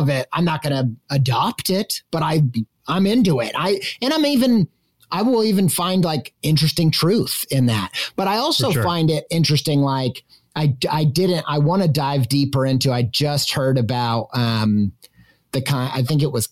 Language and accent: English; Midwest, United States; growing up in the Midwest where everybody has very staunch religious opinions